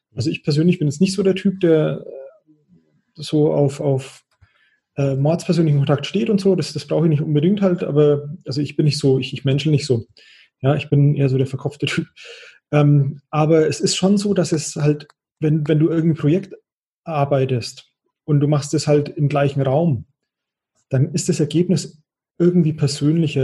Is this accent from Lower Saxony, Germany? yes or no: no; Bavaria, Germany; als Franke würde ich sagen